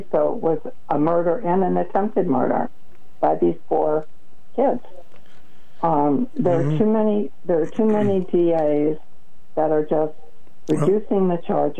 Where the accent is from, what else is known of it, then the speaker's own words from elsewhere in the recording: Preston, Connecticut, United States; I grew up in Preston.